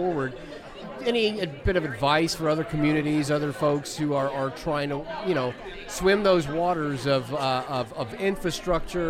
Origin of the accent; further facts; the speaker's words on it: Knoxville, Tennessee, United States; We're both from Knoxville